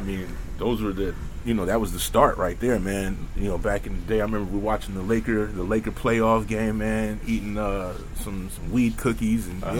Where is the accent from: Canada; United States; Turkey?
United States; Los Angeles, California; I was born and raised in L.A. I was born in Hollywood, raised in West L.A., Crescent Heights to be exact.